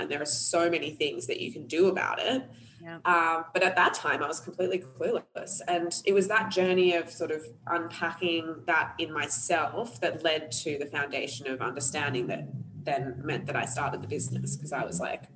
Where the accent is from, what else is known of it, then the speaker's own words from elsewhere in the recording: Australia; also born or lived in Sri Lanka; I'm half Sri Lankan, half Australian, born in Sri Lanka, raised in Australia